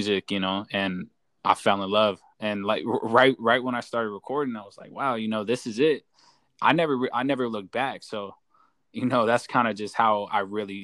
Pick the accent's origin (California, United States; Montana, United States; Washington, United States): California, United States; Inland Empire, Southern; I'm from Southern California. from the IE